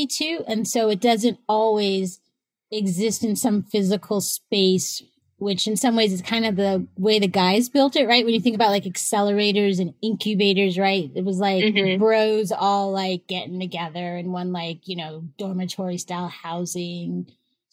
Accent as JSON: {"language": "English", "region": "Northern California", "country": "United States", "said": "I'm from Northern California"}